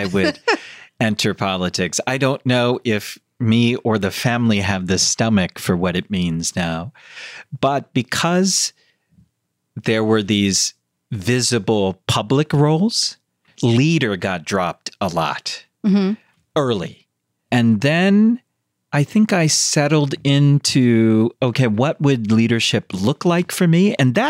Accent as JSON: {"language": "English", "country": "United States", "tie": "born or raised there", "said": "I was born in America."}